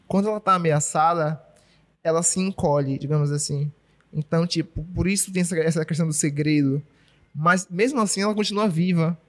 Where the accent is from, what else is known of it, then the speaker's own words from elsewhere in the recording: Salvador, Bahia, Brazil; nunca saí de Salvador, nunca saí da Bahia, na verdade, né?